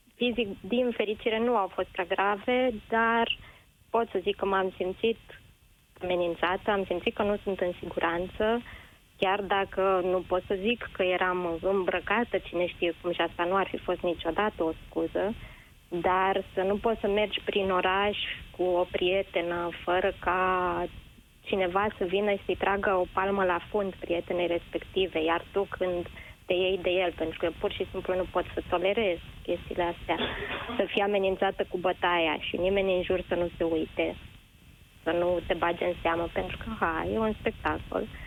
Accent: Ploiești, Prahova, Romania; orașul meu natal, din Ploiești

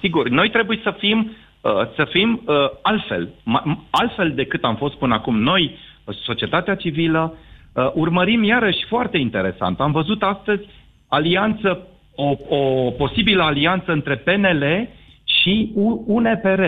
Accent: Brașov, Brașov County, Romania; eu sunt din Brașov

